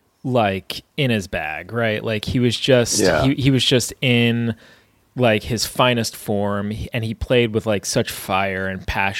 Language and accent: English; New York, United States; growing up in the Northeast, I grew up in New York